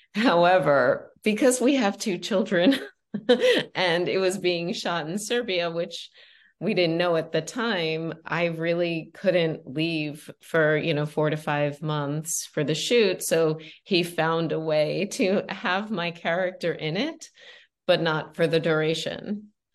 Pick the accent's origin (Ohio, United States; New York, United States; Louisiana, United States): New York, United States; Long Island; moved away; also born or lived in Los Angeles; I came from Long Island. I was a dentist's daughter.